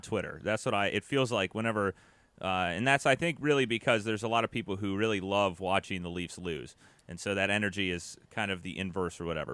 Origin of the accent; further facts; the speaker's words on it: United States; we're American here.